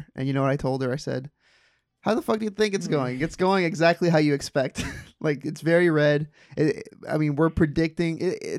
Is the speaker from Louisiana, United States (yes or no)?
no; Tampa, Florida, United States; I remember growing up in Tampa and Hillsborough during the Bush Gore run